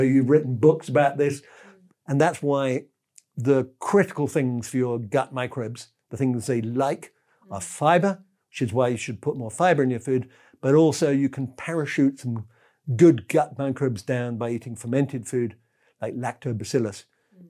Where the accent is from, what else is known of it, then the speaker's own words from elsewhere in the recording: England, United Kingdom; I'm English